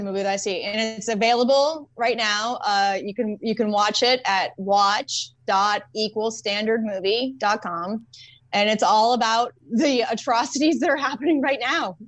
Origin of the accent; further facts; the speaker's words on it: Boston, Massachusetts, United States; moved away as an adult; now in California, United States; I grew up in Boston, when I moved to California, like when did I move here? Twelve years ago.